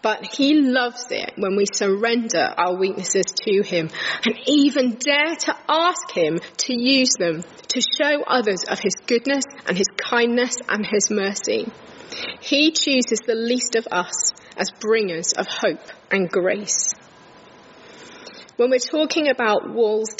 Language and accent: English; King's Lynn, East of England, United Kingdom; moved away as an adult; also born or lived in Huddersfield; I was brought up in King's Lynn in Norfolk